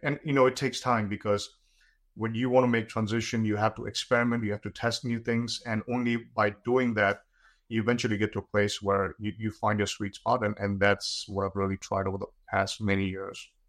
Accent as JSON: {"language": "English", "country": "India", "tie": "born or raised there", "said": "when I was growing up in India"}